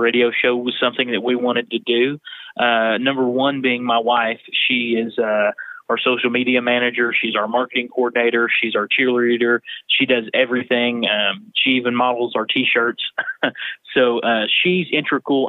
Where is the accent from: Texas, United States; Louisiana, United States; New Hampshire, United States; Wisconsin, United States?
Texas, United States; Fort Worth; also born or lived in Western Oklahoma; now in Ardmore, United States; we moved to Fort Worth whenever I was a little kid.